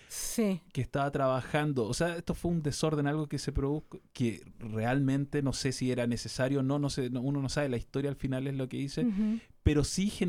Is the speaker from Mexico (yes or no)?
no; Chile; now in United States; más que bienvenidos en mi país, en Chile